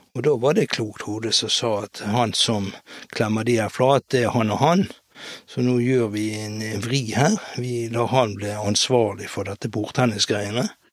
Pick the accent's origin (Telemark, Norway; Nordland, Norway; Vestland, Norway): Vestland, Norway; Bergen; Opprinnelig så er jeg født og oppvokst på Hop